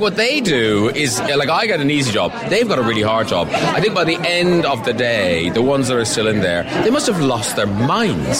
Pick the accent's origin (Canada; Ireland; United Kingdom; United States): Ireland; moved away; I'm from Ireland